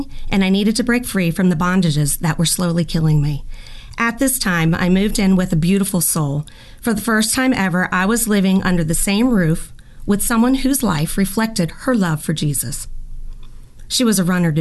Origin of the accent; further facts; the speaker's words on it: Lilburn, Georgia, United States; moved away; also born or lived in Maryland / Sarasota, Florida; we moved from Maryland to Lilburn, Georgia, where I was raised